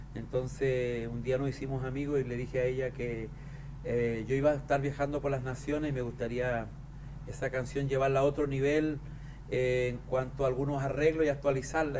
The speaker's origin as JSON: {"language": "Spanish", "region": "southern Chile", "country": "Chile", "tie": "born or raised there"}